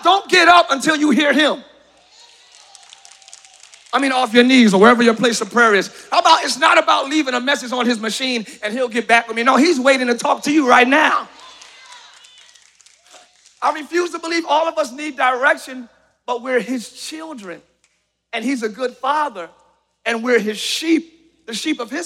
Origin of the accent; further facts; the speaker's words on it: Camden, New Jersey, United States; now in Orlando, United States; Even as a child, I grew up in Camden, New Jersey, very rough neighborhood